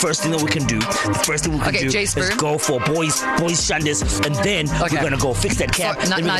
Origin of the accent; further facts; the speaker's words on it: Tongaat, KwaZulu-Natal, South Africa; also born or lived in Mandeni; I grew up in Tongat.